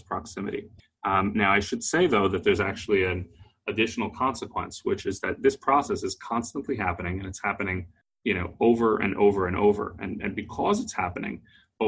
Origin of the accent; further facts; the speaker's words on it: Texas, United States; I'm from Texas.